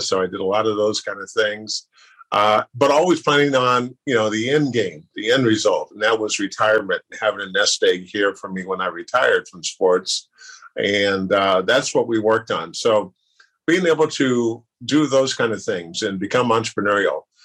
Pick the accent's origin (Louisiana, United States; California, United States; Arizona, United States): California, United States; Sacramento; I grew up in South Sacramento